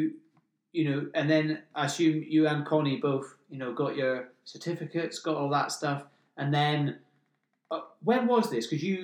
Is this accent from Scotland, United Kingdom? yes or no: yes; Scottish Highlands, Scotland, United Kingdom; moved away; also born or lived in Australia / Greece / Eastbourne; I grew up in the Scottish Highlands. I don't know anything about cities and stuff.